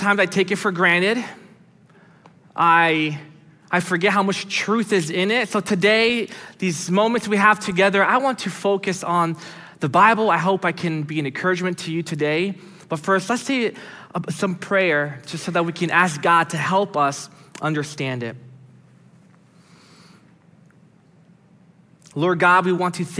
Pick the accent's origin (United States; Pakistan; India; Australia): United States; also born or lived in Brazil; I was born in Brazil and moved here when I was 5 years old. And so although I grew up here most of my life